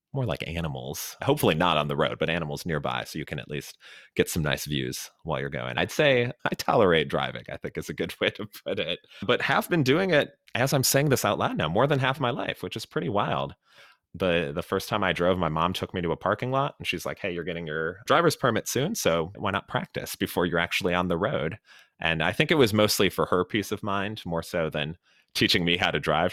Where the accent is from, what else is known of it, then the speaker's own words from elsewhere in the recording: Chicago, Illinois, United States; moved away; also born or lived in Los Angeles / Miami; I grew up in Chicago, and so drove around the Windy City and all the fun Chicago suburbs